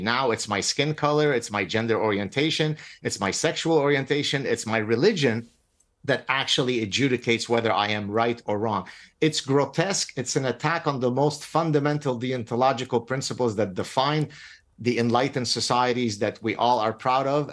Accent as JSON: {"language": "English", "country": "Lebanon", "moved": "yes", "said": "I come from Lebanon. I escaped execution in Lebanon."}